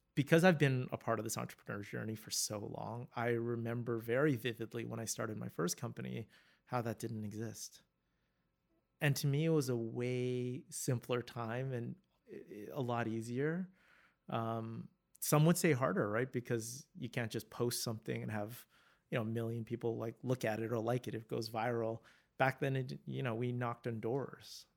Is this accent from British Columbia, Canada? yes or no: yes; Vancouver, British Columbia, Canada; I'm born and raised in Vancouver